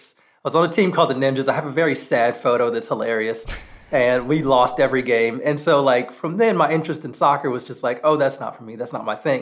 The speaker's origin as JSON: {"language": "English", "country": "United States", "said": "being an American"}